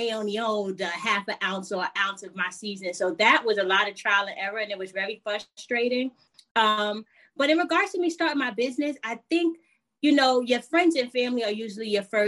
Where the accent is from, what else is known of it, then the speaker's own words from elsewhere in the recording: New York City, New York, United States; I am originally from New York City, Southside Jamaica, Queens. My family is Jamaican though